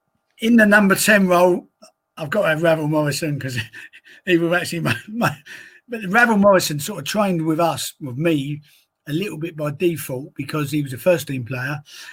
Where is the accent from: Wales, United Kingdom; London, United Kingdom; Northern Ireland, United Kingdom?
London, United Kingdom; Woolwich; Not because he comes from my hometown of Woolwich, just because I think Grady's an exceptional talent.